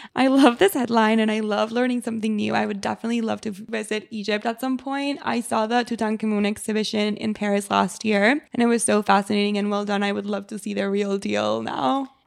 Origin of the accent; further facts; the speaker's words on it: Mexico; I'm from Mexico